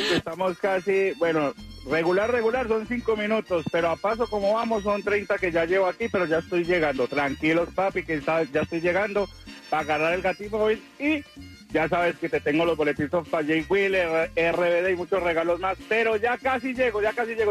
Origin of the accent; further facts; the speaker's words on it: Dominican Republic; yo soy dominicano